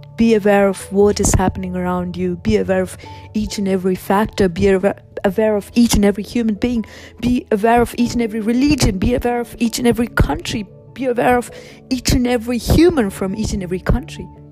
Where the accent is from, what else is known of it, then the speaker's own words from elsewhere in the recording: India; now in Australia; I was born in India